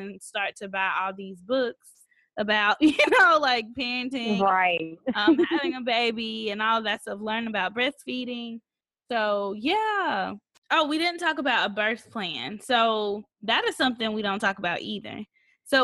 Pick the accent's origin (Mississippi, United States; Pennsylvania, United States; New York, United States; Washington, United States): Mississippi, United States; I grew up in Mississippi